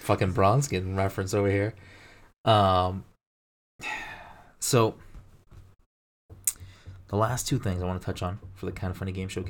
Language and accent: English; Massachusetts, United States; We're both like from Massachusetts.